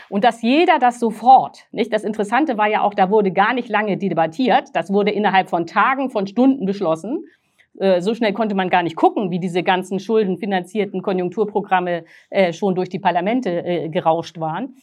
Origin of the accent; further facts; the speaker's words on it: Northern Germany, Germany; ich bin aus Norddeutschland